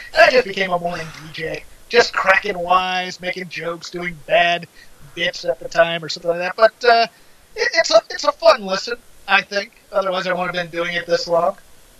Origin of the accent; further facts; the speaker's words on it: Newport News, Virginia, United States; All right. I grew up in Newport News, Virginia. Rather toddling town.